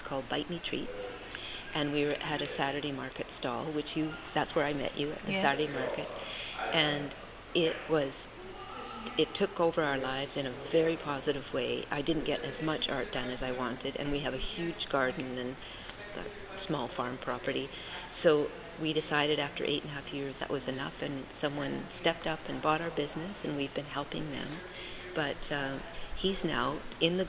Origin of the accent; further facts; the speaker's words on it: Richmond, British Columbia, Canada; also born or lived in Uganda / Ottawa / Costa Rica / Egypt; now in Salt Spring Island, Canada; I was raised in Richmond